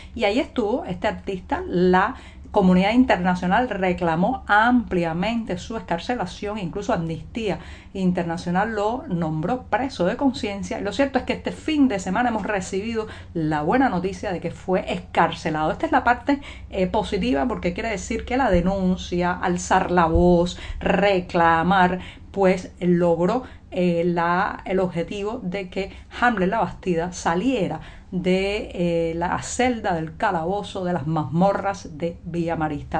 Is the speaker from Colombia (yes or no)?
no; Cuba; cubana, periodista, ciudadana